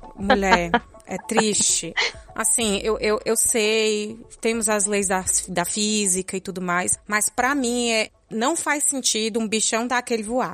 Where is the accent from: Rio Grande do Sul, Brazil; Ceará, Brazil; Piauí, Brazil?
Ceará, Brazil; moved away as an adult; now in Netherlands; eu sou cearense, moro na Holanda há. vai fazer quatro anos ano que vem